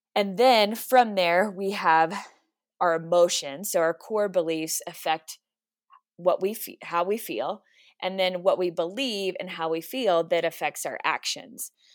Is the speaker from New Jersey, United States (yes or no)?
no; Texas, United States; now in Colorado Springs, United States; I'm originally from Texas, so I will, I will always claim Texas, but I am in Colorado Springs 'cause my husband is in the Air Force